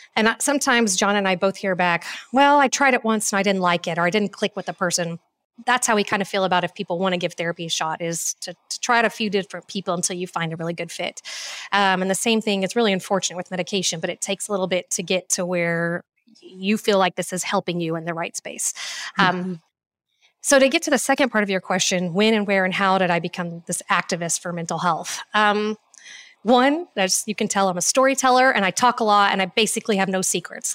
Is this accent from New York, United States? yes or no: no; Cool, Texas, United States; also born or lived in Houston, Texas / Fort Worth, Texas; now in Austin, United States; I am a born and raised Texan. Um, I was born in Houston, Texas, and when my parents got divorced, and I was about five years old, I ended up moving with my mom